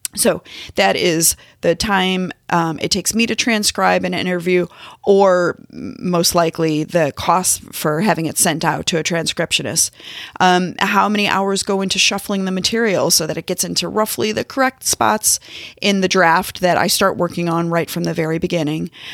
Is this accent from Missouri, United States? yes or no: yes; St. Louis, Missouri, United States; now in Kansas City, United States; I'm based in Kansas City. I'm from Saint Louis.